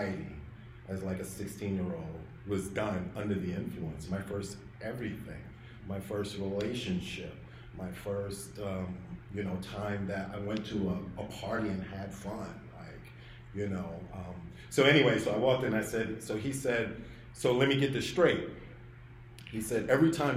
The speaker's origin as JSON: {"language": "English", "town": "New York City", "region": "New York", "country": "United States", "said": "I was from Brooklyn"}